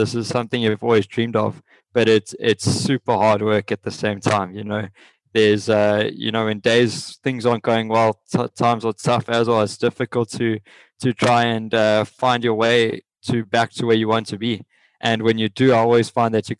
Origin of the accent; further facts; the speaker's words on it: South Africa; moved away; the only ones from our country